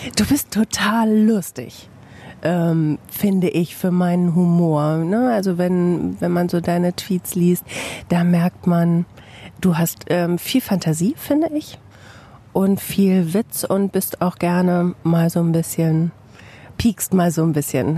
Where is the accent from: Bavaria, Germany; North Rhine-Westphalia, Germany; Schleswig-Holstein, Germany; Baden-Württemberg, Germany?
North Rhine-Westphalia, Germany; Bielefeld; komme ich aus Bielefeld, arbeite beim Radio